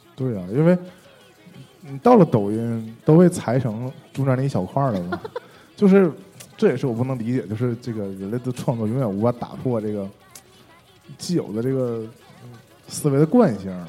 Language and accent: Chinese; Shenyang, Liaoning, China; accent: Northeastern; 我们沈阳不是现在就剩 嗯 洗浴中心了吗？ 嗯 洗浴中心门前就在那儿，就是因为我们东北话